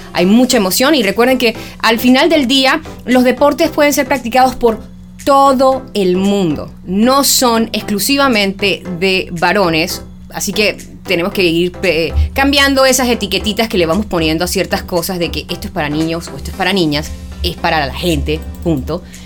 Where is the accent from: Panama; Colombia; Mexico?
Panama; soy periodista panameña